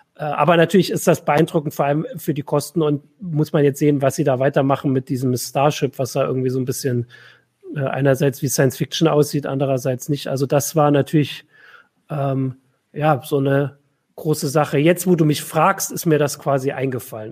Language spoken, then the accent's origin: German; East Germany, Germany; ich bin ja jetzt äh, aus dem Osten